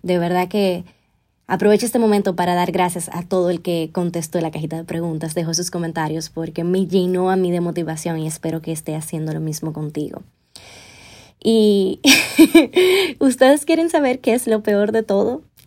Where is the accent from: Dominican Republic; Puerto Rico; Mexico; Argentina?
Dominican Republic; also born or lived in Spain; regresar con él a República Dominicana